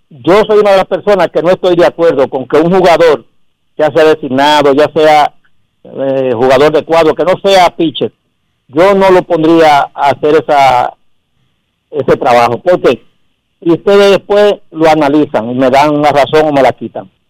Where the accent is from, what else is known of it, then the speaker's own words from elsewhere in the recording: Dominican Republic; Y yo como dominicano